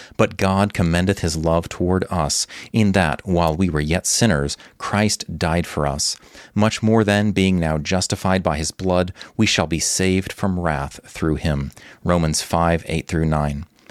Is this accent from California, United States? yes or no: no; Texas, United States; now in Ukraine; Although I was born in Texas, Ukraine has been my home for more than two decades